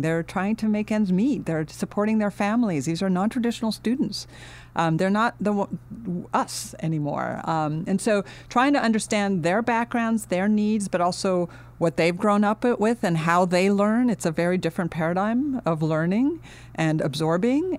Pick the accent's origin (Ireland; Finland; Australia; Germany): Finland; also born or lived in United States / London, United Kingdom; now in Los Angeles, United States; I grew up in Finland, uh, but my, um, I was born in the United States, and when we were a year old, my twin brother and I, uh, we ended up going back to Finland.